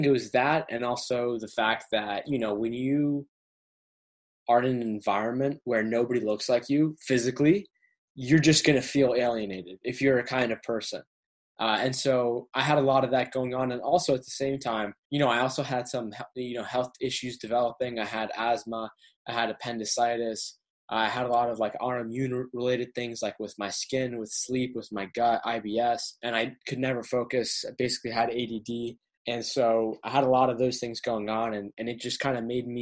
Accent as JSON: {"language": "English", "town": "Westminster", "region": "Massachusetts", "country": "United States", "tie": "born or raised there", "also_born_or_lived": "Boston, Massachusetts / Cambridge, Massachusetts", "said": "So, I was born in Boston, Cambridge, Massachusetts, capital of the state. Ended up moving to a smaller town called Westminster out in Western Massachusetts"}